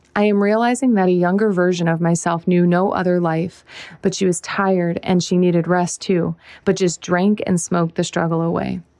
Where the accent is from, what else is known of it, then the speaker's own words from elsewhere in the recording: Whiting, United States; moved away; where I'm from, this is my hometown